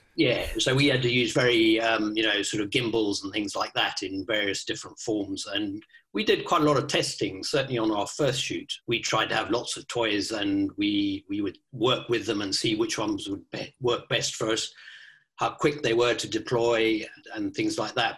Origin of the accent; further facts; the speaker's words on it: Kenya; moved away; also born or lived in South Africa / Botswana; I, I grew up in Kenya in Africa